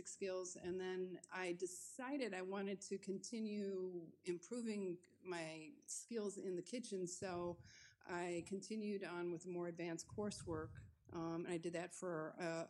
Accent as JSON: {"language": "English", "town": "Chicago", "region": "Illinois", "country": "United States", "tie": "born or raised there", "moved": "as an adult", "lives_now": "France", "said": "I grew up in the Chicago area, the northwest suburbs"}